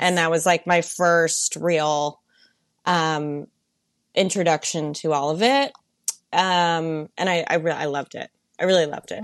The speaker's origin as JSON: {"language": "English", "town": "Melbourne", "region": "Florida", "country": "United States", "tie": "born or raised there", "also_born_or_lived": "Virginia", "moved": "as an adult", "lives_now": "New York City, United States", "said": "I went to school in Virginia, and I grew up in Melbourne, Florida"}